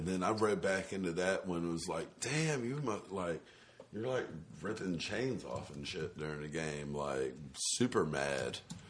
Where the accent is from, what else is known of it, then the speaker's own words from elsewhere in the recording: Bennettsville, South Carolina, United States; And you were talking about, I'm from Bennettsville, and one thing...